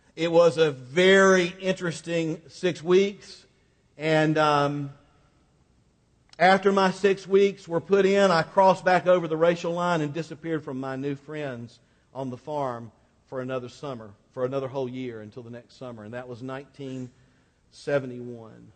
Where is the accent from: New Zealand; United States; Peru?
United States; Quincy, Florida; Highway, U.S. Highway 90 went right down the middle of Quincy, Florida